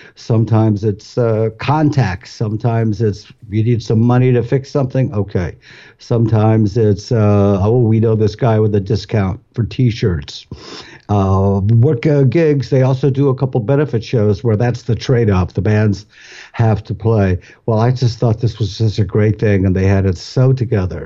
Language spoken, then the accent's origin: English; Cleveland, Akron, Ohio, United States; we're both from Cleveland, Akron, and that's like big polka